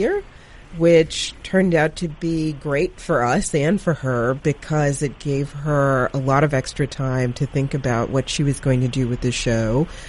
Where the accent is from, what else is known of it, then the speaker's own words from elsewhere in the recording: North Carolina, United States; if you're a Black person who grew up in the South, I grew up in North Carolina